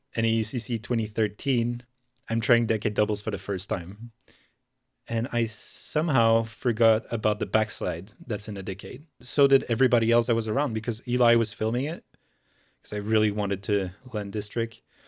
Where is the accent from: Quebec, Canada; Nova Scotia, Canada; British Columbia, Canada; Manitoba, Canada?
Quebec, Canada; Montreal; I'm from Montreal in Canada.